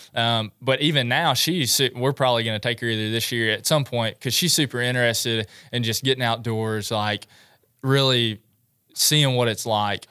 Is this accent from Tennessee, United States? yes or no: yes; Milan, Tennessee, United States; also born or lived in Murfreesboro, Tennessee; I was born and raised in Milan, Tennessee.